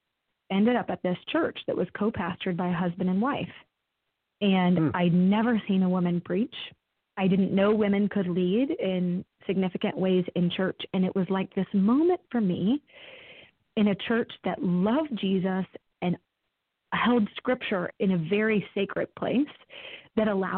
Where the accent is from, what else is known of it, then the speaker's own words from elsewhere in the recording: Dallas, Texas, United States; also born or lived in Wheaton, Illinois; I am from Dallas originally